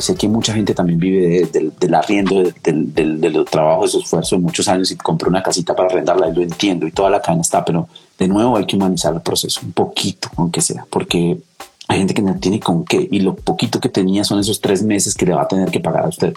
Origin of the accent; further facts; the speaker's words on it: Turmequé, Boyacá, Colombia; moved away; de mi pueblo, de Enturmeque